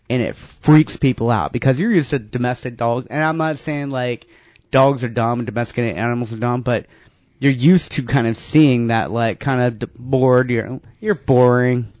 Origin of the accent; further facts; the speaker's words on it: North Carolina, United States; I grew up in North Carolina in the woods, basically.